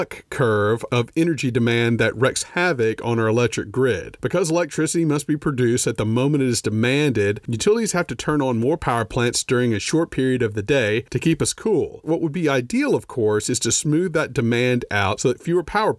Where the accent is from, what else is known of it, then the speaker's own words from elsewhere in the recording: Louisiana, United States; moved away; also born or lived in Austin, Texas; Growing up in Louisiana